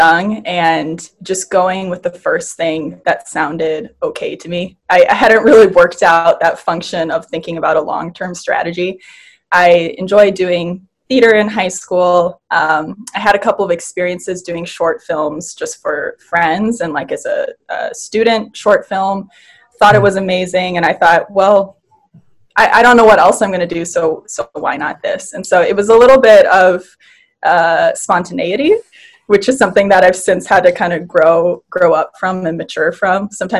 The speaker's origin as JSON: {"language": "English", "region": "Wisconsin", "country": "United States", "moved": "as an adult", "lives_now": "Los Angeles, United States", "said": "So when I was 19, I moved from Wisconsin to LA. And I did it by myself without knowing anybody."}